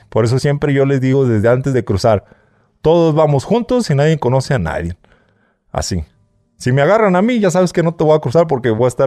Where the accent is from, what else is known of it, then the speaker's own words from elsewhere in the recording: Mexico; now in United States; el mexicano, el paisa, controla casi todo lo que es la frontera, porque somos más mexicanos.